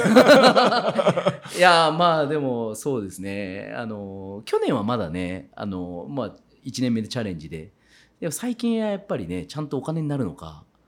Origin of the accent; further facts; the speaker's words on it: Kitakyushu, Fukuoka, Japan; moved away as an adult; now in Saga Prefecture, Japan; 北九州出身ですから